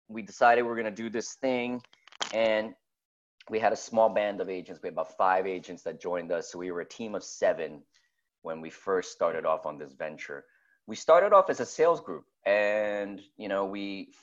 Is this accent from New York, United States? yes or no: yes; New York, United States; now in San Francisco, United States; I'm from New York originally. I love high rises. I'm a Manhattanite.